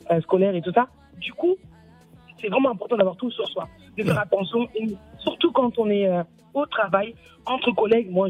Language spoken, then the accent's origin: French; Mali; also born or lived in Senegal; Moi, je suis malienne et sénégalaise.